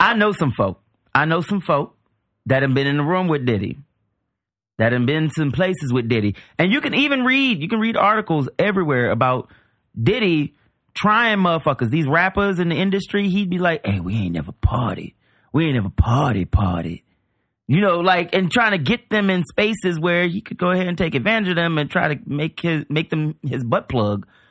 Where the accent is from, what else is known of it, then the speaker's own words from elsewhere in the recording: New Orleans, Louisiana, United States; I grew up in New Orleans.